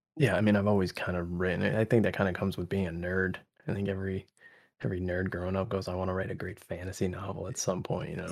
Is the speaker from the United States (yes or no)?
yes; Connecticut, United States; I grew up in Connecticut.